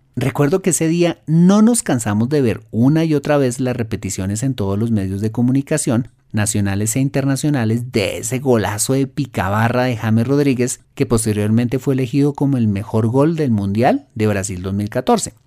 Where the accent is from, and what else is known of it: Colombia